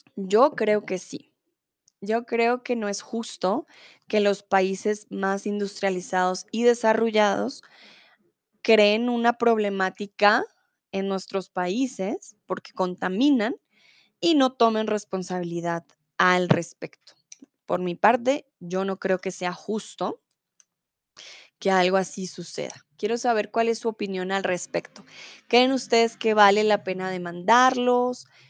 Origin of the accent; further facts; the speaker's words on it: Colombia; yo soy de Colombia